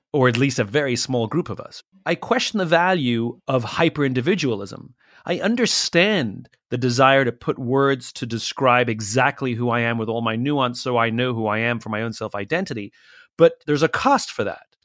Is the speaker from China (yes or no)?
no; United States; we, as Americans, we like being American